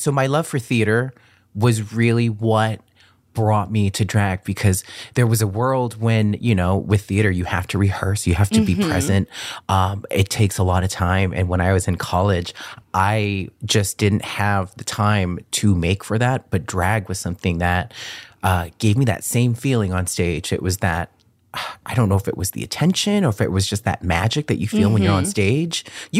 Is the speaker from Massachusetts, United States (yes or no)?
yes; Boston, Massachusetts, United States; also born or lived in California; I was born in Boston.